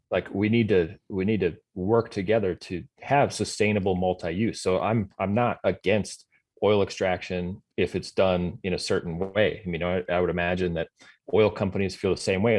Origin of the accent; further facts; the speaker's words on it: Sioux Falls, South Dakota, United States; moved away as an adult; also born or lived in Iowa / Colorado / Montana; now in Fargo, United States; born in South Dakota, grew up in Sioux Falls